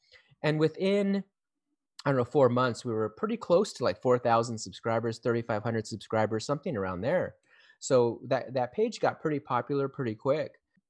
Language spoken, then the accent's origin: English; California, United States; And we are brothers from Southern California.